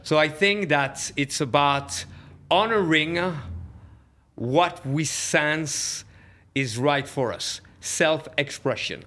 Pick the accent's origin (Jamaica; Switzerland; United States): Switzerland; moved away; I grew up in Switzerland